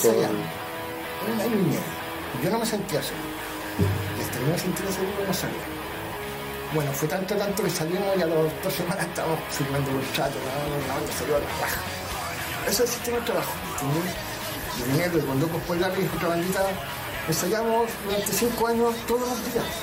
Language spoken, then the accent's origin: Spanish; Chile; somos chilenos